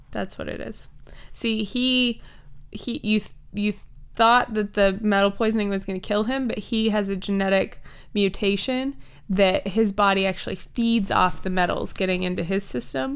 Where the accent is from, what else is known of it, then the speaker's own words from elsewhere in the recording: Kentucky, United States; I'm from Kentucky